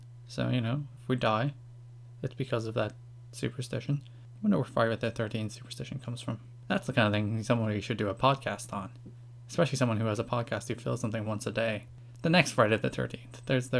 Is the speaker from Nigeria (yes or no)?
no; Ireland; I am from Ireland, just in case you haven't noticed.